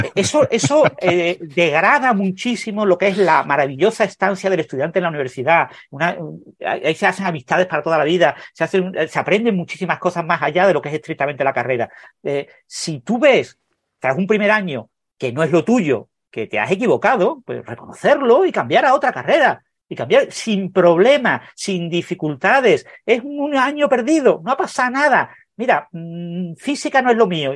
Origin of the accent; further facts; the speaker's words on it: Mijas, Andalusia, Spain; moved away as an adult; also born or lived in Madrid; yo nací en Mijas, es un pueblo pequeño de la costa eh, sur de, de Málaga